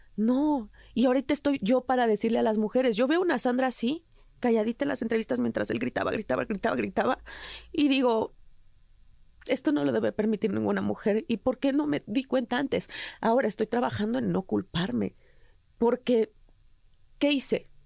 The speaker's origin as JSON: {"language": "Spanish", "country": "Mexico", "moved": "yes", "said": "soy mexicana"}